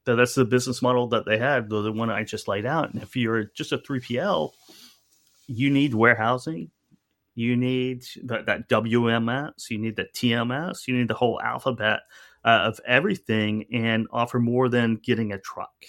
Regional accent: Owasso, Oklahoma, United States; moved away as an adult; also born or lived in New Orleans / New York; I grew up in Tulsa, Oklahoma, or just outside of Tulsa, Oklahoma, and it's, and a, a town, at that time it was a pretty small town, Owasso, Oklahoma

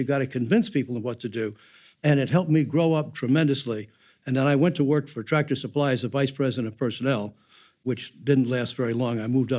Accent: New Jersey, United States; I grew up in New Jersey, and my dad worked on Wall Street.

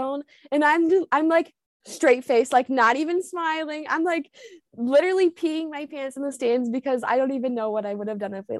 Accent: Perrysburg, Ohio, United States; I'm from Perrysburg, Ohio

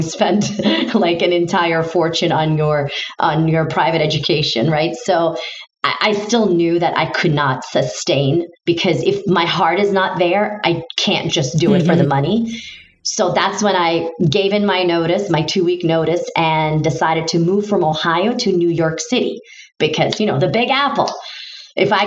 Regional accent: Istanbul, Turkey; first language Turkish; English is a second language; moved away as an adult; now in United States; I'm originally from Istanbul, Turkey.

